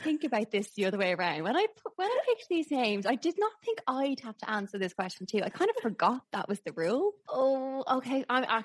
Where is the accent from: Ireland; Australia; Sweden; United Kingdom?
Ireland; accent: Irish